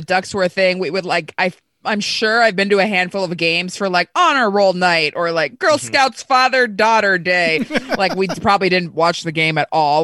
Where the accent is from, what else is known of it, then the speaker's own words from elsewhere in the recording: Placentia, California, United States; I grew up in Placentia, which is a stone's throw from Anaheim